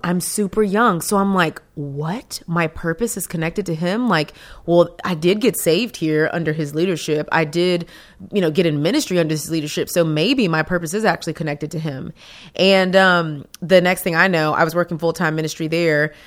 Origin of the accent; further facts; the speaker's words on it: Texas, United States; I'm from Texas. Best state in the world